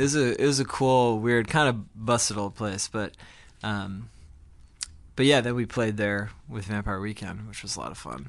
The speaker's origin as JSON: {"language": "English", "town": "Glen Ridge", "region": "New Jersey", "country": "United States", "tie": "born or raised there", "moved": "yes", "lives_now": "New York, United States", "said": "Ezra and I grew up together in New Jersey"}